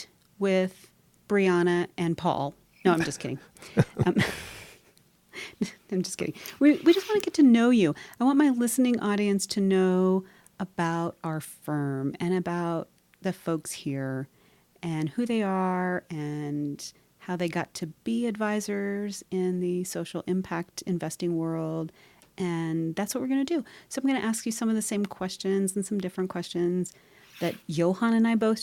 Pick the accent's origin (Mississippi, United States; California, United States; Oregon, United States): Oregon, United States; now in New Mexico, United States; I grew up in Oregon